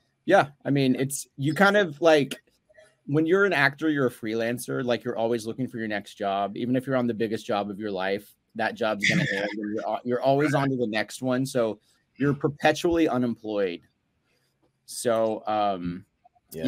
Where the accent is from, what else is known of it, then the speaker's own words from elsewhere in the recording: Dallas, Texas, United States; moved away as an adult; now in Los Angeles, United States; I live in LA. I've been out here for about 13 years, but I'm originally from Dallas, Texas.